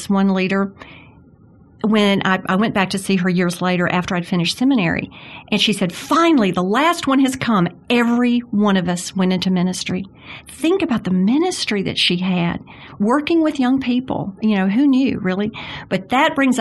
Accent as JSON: {"language": "English", "town": "Jackson", "region": "Mississippi", "country": "United States", "tie": "born or raised there", "said": "I grew up in Jackson, Mississippi, which is so much like Birmingham"}